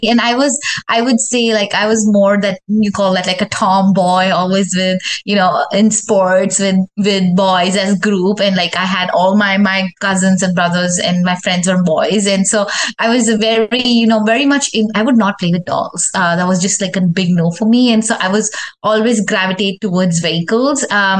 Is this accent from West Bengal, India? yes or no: no; Delhi, India; also born or lived in Rajasthan / Mumbai / Pune / Middle East; now in Houston, United States; I was born in Rajasthan, which is a state back in India. And I grew up in Delhi, Mumbai, Pune, and a lot of other cities. I also was in Middle East. But the longest I've ever lived anywhere in my life is Houston, 12 years.